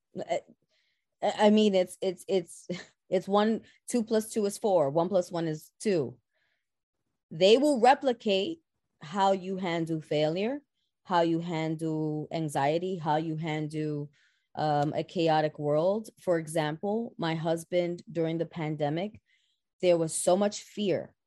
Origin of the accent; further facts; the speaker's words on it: New York City, New York, United States; born and raised in the Boogie Down Bronx. I am a Bronxite at heart.